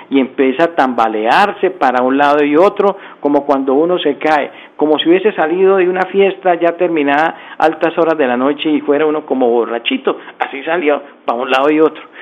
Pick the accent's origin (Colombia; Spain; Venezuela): Colombia